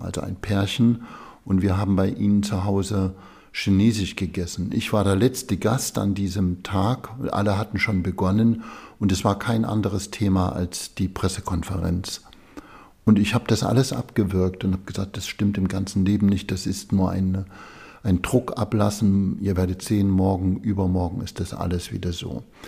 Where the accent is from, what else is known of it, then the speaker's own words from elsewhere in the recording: Gera, Thuringia, Germany; moved away as an adult; also born or lived in Zwickau, Saxony / Tübingen; Ich bin in Zwickau in Sachsen geboren, habe aber nie in Sachsen gelebt, sondern die größte Zeit meines Lebens in der DDR in Gera gelebt